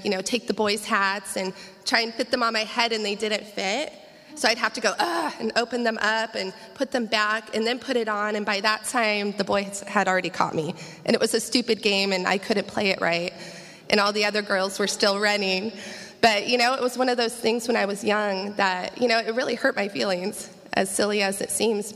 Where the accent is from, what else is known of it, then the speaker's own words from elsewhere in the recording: Champaign, Illinois, United States; I'm originally from Illinois, near Champaign, Urbana